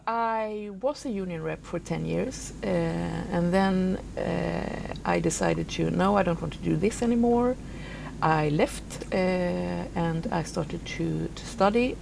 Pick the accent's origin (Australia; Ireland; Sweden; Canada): Sweden; southern Sweden; moved away as an adult; now in Stockholm, Sweden; I was raised out in the in the wilderness, you can say, uh, in the south of Sweden